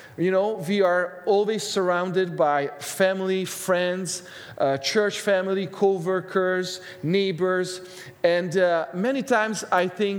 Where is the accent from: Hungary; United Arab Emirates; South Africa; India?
Hungary; now in Canada; Every time I go home to Hungary, I'm originally from Hungary.